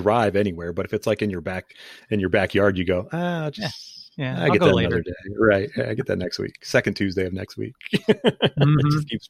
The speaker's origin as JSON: {"language": "English", "town": "Canton", "region": "Ohio", "country": "United States", "tie": "born or raised there", "said": "I was born in Canton. I never have been"}